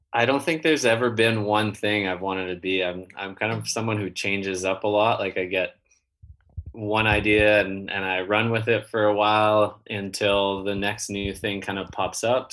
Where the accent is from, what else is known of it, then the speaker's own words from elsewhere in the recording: Canada; also born or lived in San Diego; I'm Canadian